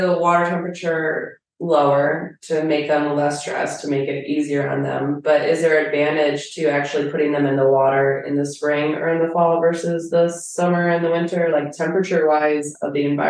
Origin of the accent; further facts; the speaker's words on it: New York, United States; moved away; because I'm from New York